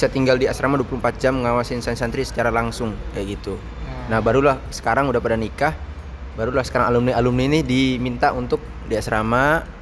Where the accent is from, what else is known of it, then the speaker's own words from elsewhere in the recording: Jakarta, Indonesia; also born or lived in Palembang; Besar di Jakarta.